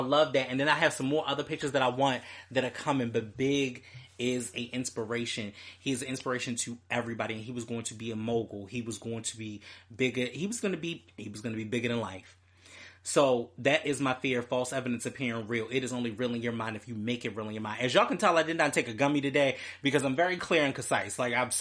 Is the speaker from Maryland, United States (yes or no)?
yes; Baltimore, Maryland, United States; my hometown, Baltimore